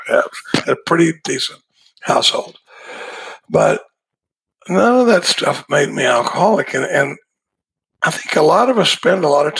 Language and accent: English; Dallas, Texas, United States; now in Austin, United States; I grew up in Dallas, Texas. I live in Austin, Texas now, but I grew up in Dallas.